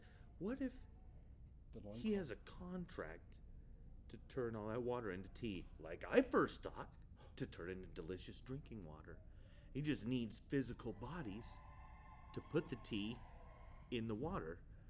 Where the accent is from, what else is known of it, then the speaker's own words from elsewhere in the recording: New York, United States; I don't know, maybe I'm stupid. I'm from New York. I don't get things.